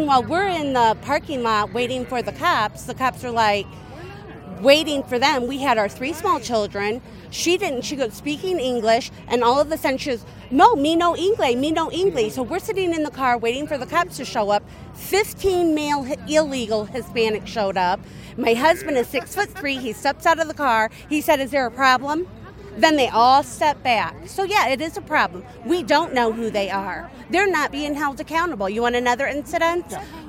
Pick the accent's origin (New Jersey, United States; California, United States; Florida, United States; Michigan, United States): Michigan, United States; Edwardsburg